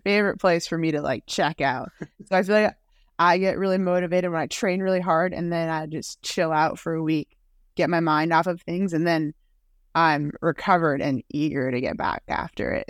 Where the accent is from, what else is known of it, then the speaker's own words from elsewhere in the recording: Waltham, Massachusetts, United States; I grew up in Waltham, Massachusetts